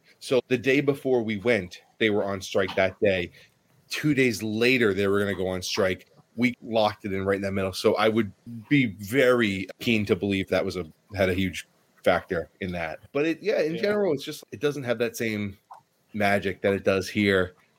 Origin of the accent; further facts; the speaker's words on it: United States; So I'm very American in that I do love the Disney theme park.